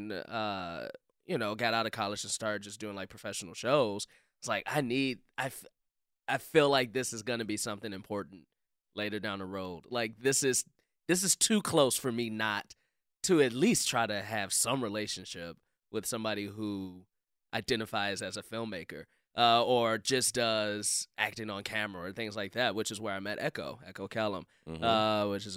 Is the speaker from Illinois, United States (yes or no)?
yes; Chicago, Illinois, United States; I'm from Chicago